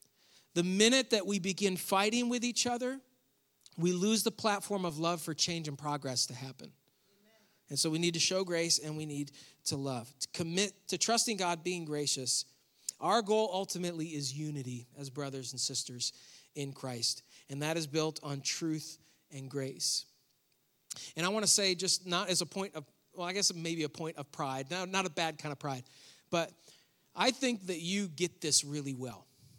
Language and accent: English; New York, United States; now in North Carolina, United States; this was very surprising for me moving from New York where I grew up to North Carolina. Where I grew up in New York, we were part of the Baptist Church.